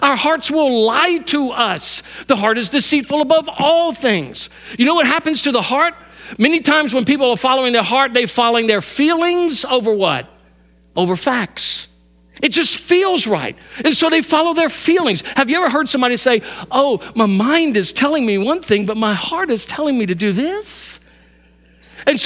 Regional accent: Louisiana, United States; moved away; My whole life I grew up hunting, and I grew up hunting in Louisiana, and I hunt here

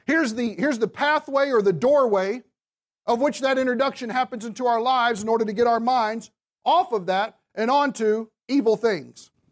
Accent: the South, United States; I'm from the South

